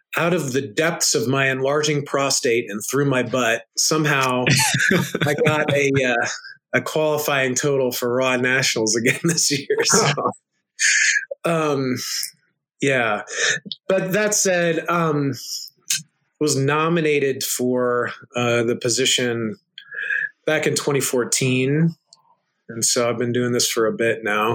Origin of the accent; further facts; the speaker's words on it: United States; I'm an American guy